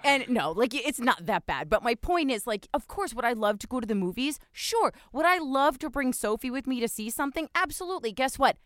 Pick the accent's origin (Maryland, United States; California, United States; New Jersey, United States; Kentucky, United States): New Jersey, United States; I grew up in New Jersey